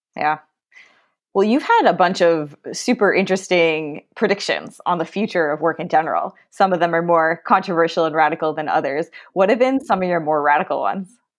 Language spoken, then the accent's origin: English; Chicago, Illinois, United States; I grew up in Chicago